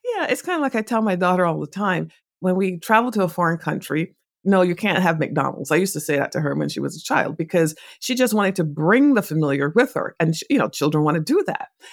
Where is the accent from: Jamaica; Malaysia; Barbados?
Barbados; moved away; also born or lived in England; I was born in England, but I grew up in a Caribbean island called Barbados